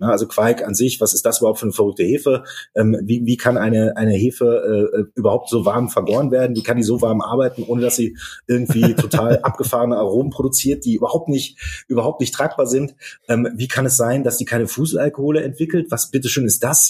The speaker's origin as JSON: {"language": "German", "town": "Dortmund", "region": "North Rhine-Westphalia", "country": "Germany", "tie": "born or raised there", "said": "Ich komme aus Dortmund, äh, bin gebürtiger Dortmunder"}